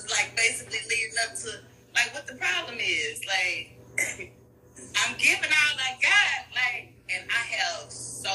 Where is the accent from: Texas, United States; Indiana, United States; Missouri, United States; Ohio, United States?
Texas, United States; Houston; from Houston, Texas